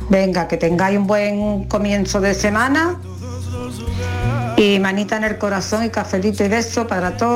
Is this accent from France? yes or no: yes; France; Hola familia … de Francia.